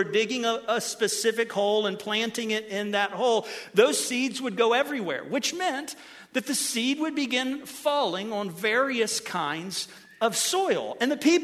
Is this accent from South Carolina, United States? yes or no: no; Ohio, United States; Since I'm from Ohio